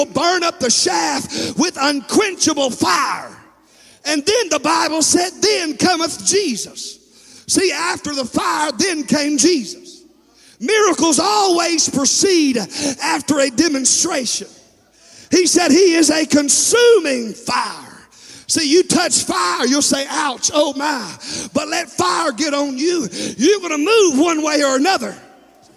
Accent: Texas, United States; I'm from Texas

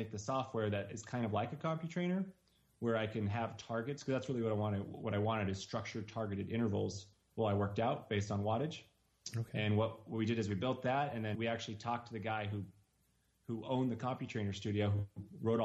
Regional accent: Reno, Nevada, United States; We're from Reno, Nevada.

